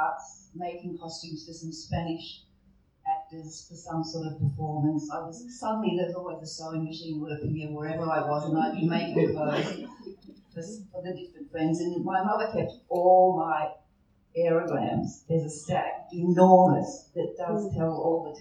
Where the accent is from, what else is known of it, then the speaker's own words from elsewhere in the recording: Australia; I'm from Australia